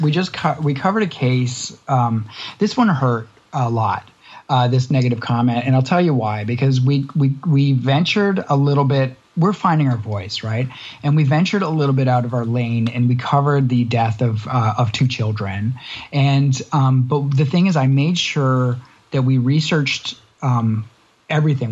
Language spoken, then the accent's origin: English; Canada; quite close to home for someone in Canada.